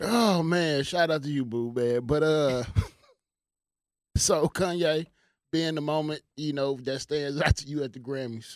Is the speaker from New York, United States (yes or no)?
no; Houston, Texas, United States; moved away; my hometown